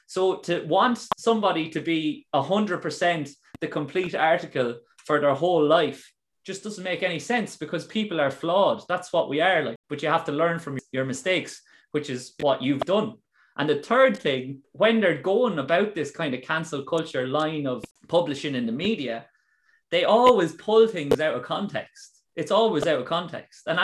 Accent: Ireland; to be a role model for the younger people in Ireland and be that prominent black figure and say, I'm Irish

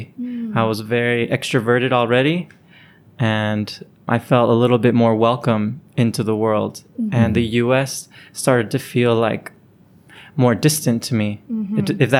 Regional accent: Naples, Campania, Italy; And because I grew up in Naples from 12 at least, I did feel like that was the identity I left with.

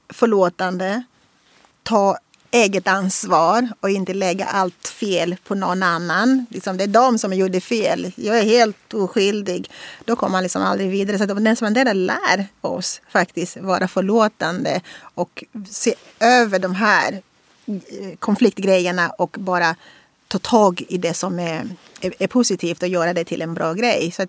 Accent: Russia; Så att liksom så bara, ja, jag är från Ryssland.

